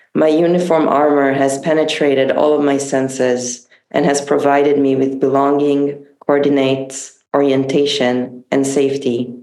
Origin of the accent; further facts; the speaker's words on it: Tel Aviv, Tel Aviv District, Israel; I grew up in Tel Aviv